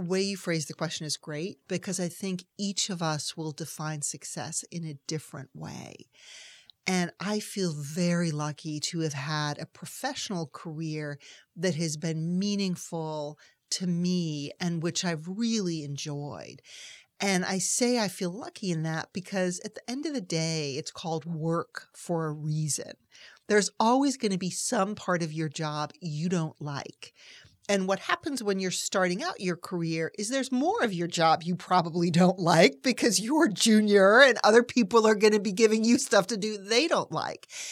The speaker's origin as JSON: {"language": "English", "town": "Amherst", "region": "Massachusetts", "country": "United States", "tie": "born or raised there", "also_born_or_lived": "Heidelberg, Germany", "said": "I happened to go to a junior high school in Amherst, Massachusetts"}